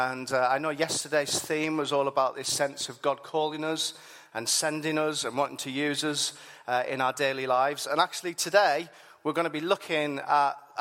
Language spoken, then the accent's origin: English; Whitehaven, North West England, United Kingdom; I grew up there, I'm from there